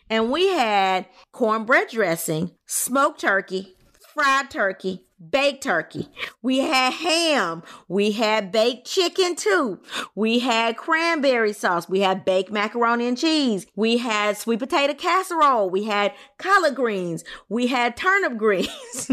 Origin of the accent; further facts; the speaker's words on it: Louisiana, United States; I'm from Louisiana.